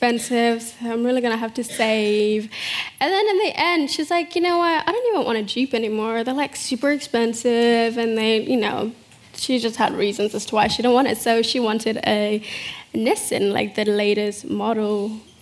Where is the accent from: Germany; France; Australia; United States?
Australia; Adelaide, South Australia; English is a second language; also born or lived in South Sudan / Kakuma refugee camp, Kenya; Australia became home to me so quickly. Went to school, loved school